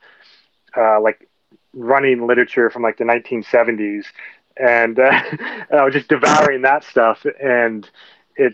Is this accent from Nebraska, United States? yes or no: yes; Nebraska, United States; moved away as an adult; also born or lived in Oregon / Montana; now in Colorado, United States; I grew up in Nebraska, just the next state over from Colorado, on a really small, on a farm outside of a town of 300 people.